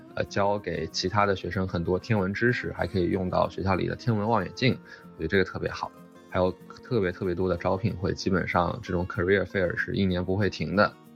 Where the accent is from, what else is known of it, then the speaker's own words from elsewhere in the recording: Shanghai, China; moved away as an adult; also born or lived in Beijing / Durham, North Carolina, United States; now in Cambridge, United States; 我是出生在北京，然后大部分教育都在上海初中、高中之类的。然后我高中的时候在，呃，美国待过一年，因为我爸当时是乌布莱特学者，我就在，当时我爸在学校是杜克，我就在那个附近的一个高中待了一年。然后后来，呃，高中再，再回到上海的格式中学去学